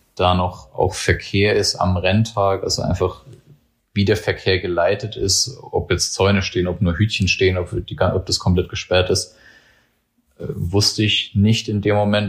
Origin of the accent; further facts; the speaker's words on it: Germany; ich bin an der Grenze zum Odenwald sozusagen aufgewachsen